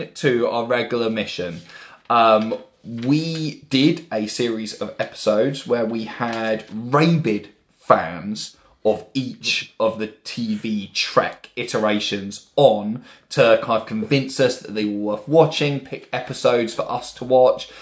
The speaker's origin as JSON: {"language": "English", "town": "Bournemouth", "region": "South West England", "country": "United Kingdom", "moved": "yes", "lives_now": "Brighton, United Kingdom", "said": "we're all from Bournemouth originally."}